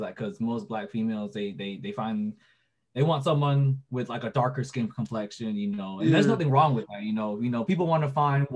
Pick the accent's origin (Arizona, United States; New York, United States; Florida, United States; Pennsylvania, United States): Florida, United States; Broward; also born or lived in Vietnam; I was born in Vietnam, but I moved to Broward here when I was 3